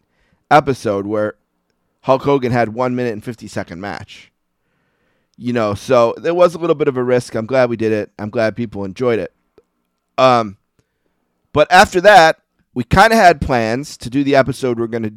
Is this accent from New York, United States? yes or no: yes; Buffalo, New York, United States; I was from Buffalo